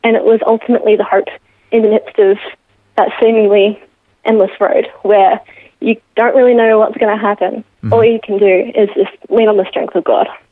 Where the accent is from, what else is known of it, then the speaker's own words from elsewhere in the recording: Geelong, Victoria, Australia; Born and raised in Geelong